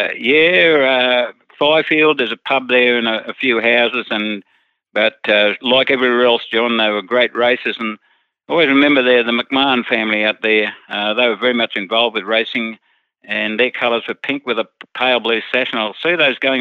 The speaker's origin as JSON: {"language": "English", "town": "Forbes", "region": "New South Wales", "country": "Australia", "tie": "born or raised there", "also_born_or_lived": "Bogan Gate, New South Wales", "said": "my hometown of Forbes"}